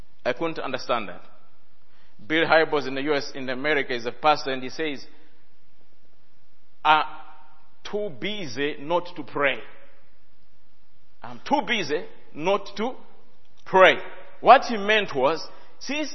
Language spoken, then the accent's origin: English; Malawi; I come from Malawi